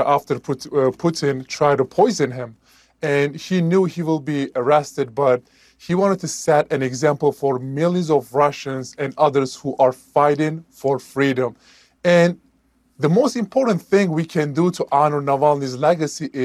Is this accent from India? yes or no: no; Turkey; now in United States; my home country, Turkey, they revoked my passport